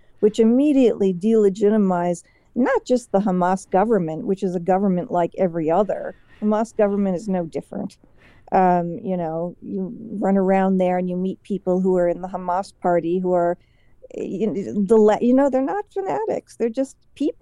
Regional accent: United States; people were always very welcoming of me as an American

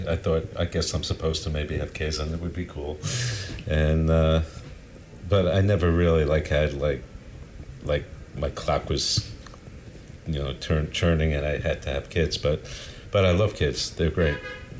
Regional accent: New York City, New York, United States; I'm from Brooklyn originally.

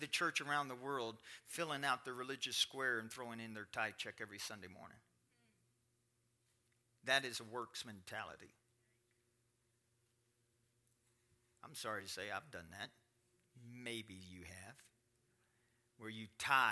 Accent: Kentucky, United States; I'm from Kentucky

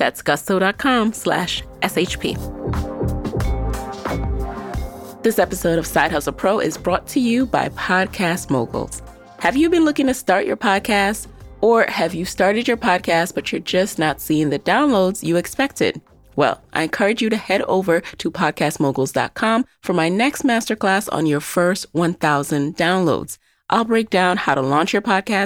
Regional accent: New York City, New York, United States; fellow Black women, Bronxites, Bronx High School of Science graduates

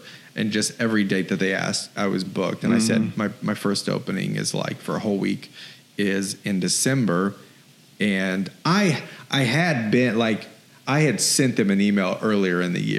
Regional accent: Minden, Louisiana, United States; moved away; In my hometown in Minden, Louisiana

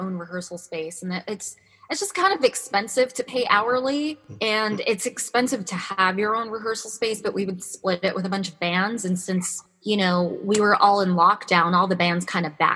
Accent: New York City, New York, United States; also born or lived in Rockaway; my hometown as well.

